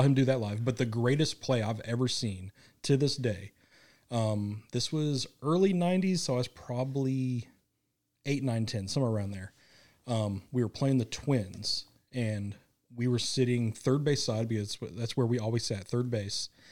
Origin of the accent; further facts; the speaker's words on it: Kansas City, United States; moved away; growing up in Kansas City